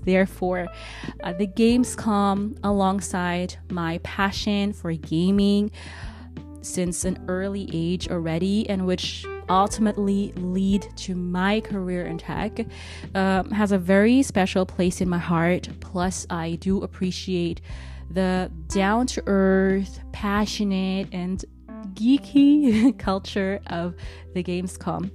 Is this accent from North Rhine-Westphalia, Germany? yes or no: yes; Bonn, North Rhine-Westphalia, Germany; also born or lived in Cologne; I grew up in Cologne's neighboring city, Bonn